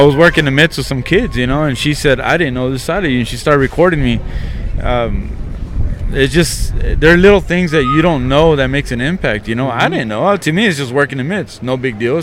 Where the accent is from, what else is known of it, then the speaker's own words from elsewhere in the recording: Midland, Texas, United States; I was from Midland